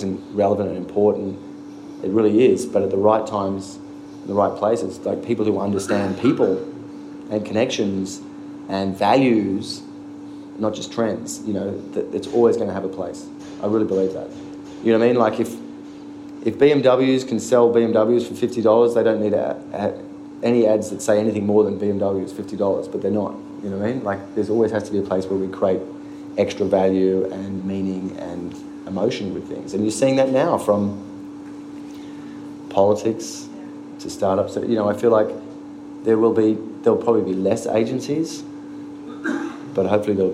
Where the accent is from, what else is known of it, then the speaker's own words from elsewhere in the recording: Australia; moved away as an adult; now in New York, United States; being Australian